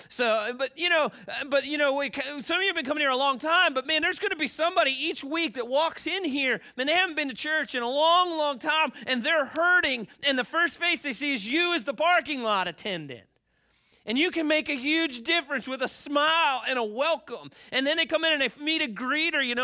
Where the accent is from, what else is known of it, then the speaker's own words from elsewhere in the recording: Baltimore, Maryland, United States; moved away; I grew up in Baltimore